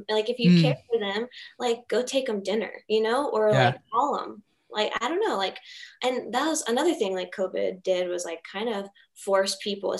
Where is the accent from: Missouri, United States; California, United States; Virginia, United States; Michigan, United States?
Virginia, United States; Richmond; Richmond Memorial Hospital.